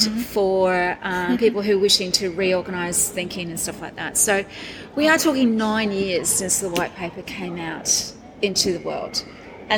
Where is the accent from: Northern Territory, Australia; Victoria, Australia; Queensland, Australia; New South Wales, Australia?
Queensland, Australia; Brisbane; I'm from Brisbane